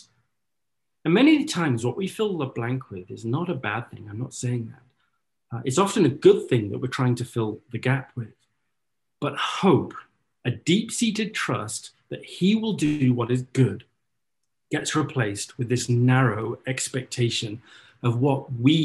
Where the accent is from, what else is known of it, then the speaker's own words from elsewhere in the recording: North Wales, United Kingdom; now in Orlando, United States; I grew up in North Wales, and my mum is a very avid gardener